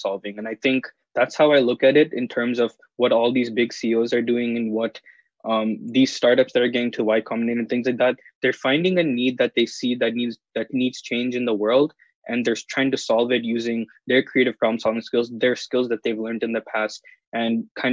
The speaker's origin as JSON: {"language": "English", "town": "Seattle", "region": "Washington", "country": "United States", "said": "I'm from Seattle, and I'm currently in Seattle right now because I'm doing remote learning"}